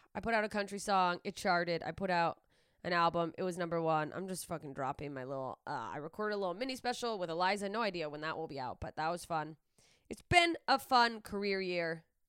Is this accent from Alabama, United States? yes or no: no; Alaska, United States; moved away; my hometown in Alaska